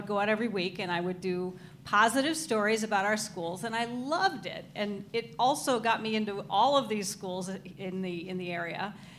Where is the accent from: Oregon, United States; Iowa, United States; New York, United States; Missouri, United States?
Oregon, United States; moved away as an adult; also born or lived in Arizona / Texas / California; now in Minnesota, United States; I was born in Arizona, and I spent my formative years until I was 18 in Oregon. Mm-hmm. Went to college there for a couple of years. Went to the University of Texas, graduated from there.